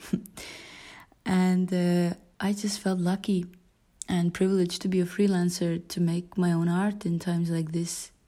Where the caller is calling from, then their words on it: Tallinn, Harju County, Estonia; I am calling from Tallinn, Estonia. I live in a wooden house near the Baltic Sea